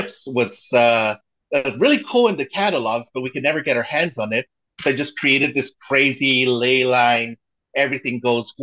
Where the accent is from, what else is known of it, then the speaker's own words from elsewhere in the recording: Mexico; moved away; I was born in Mexico, but my mom is American, and she made sure I spoke English. So we would speak it in the house and then I'd speak Spanish, you know, at school